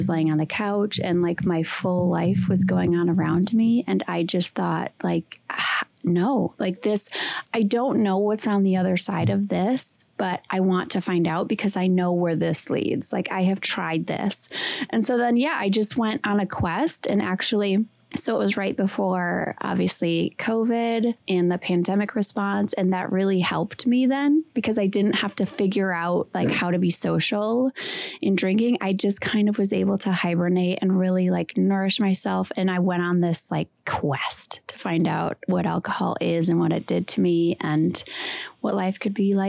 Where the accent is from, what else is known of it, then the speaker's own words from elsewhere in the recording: Wisconsin, United States; I'm from Wisconsin. I went to school in Green Bay